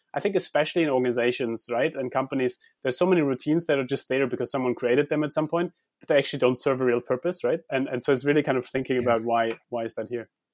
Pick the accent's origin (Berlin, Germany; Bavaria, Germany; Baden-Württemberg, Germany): Baden-Württemberg, Germany; Heidelberg; I grew up in Heidelberg